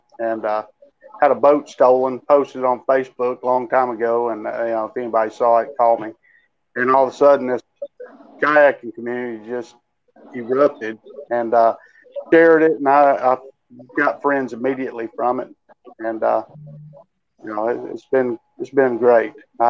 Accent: Rome, Georgia, United States; from Rome, Georgia.

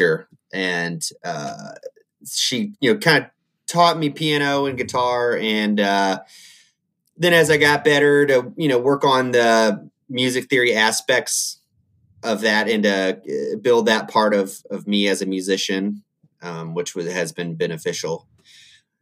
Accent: Indiana, United States; I grew up in Indiana.

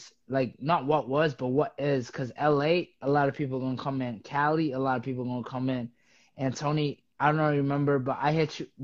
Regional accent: Uganda; also born or lived in East Coast, United States; now in United States; I'm from Uganda

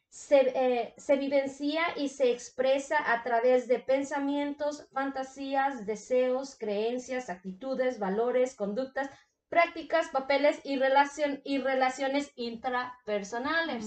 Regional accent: Mexico; yo soy de México. Mis papás son de México

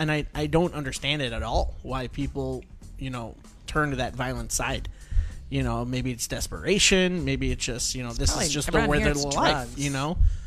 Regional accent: Chicago, Illinois, United States; now in Clarksville, United States; I come from Chicago area.

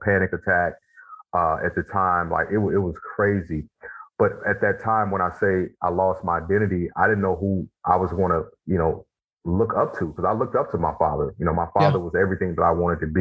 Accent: Mississippi, United States; I grew up in Mississippi

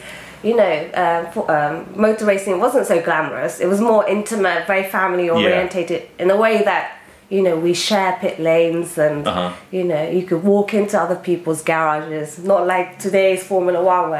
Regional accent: Japan; born there; So, for people who don't know me, I was born in Japan

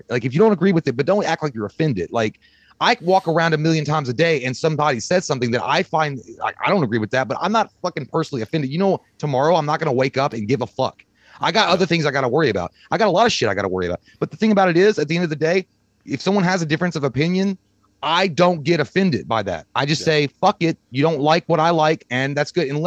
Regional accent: Kentucky, United States; We're, we're dumb shitheads from Kentucky.

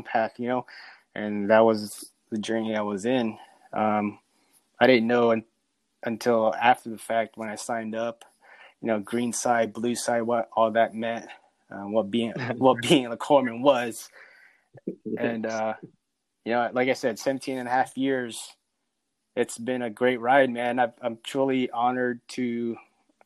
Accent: Central California, United States; moved away as an adult; also born or lived in Philippines; now in Raleigh, United States; I'm from the Philippines, but I grew up in California in a small little town in the Central California

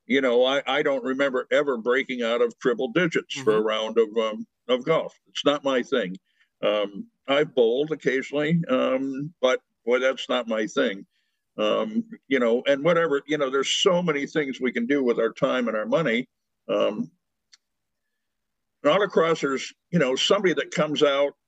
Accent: United States; being an American male

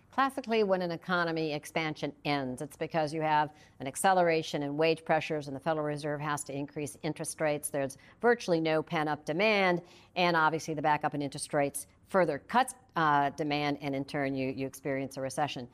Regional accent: Flint, Michigan, United States; my hometown in Michigan

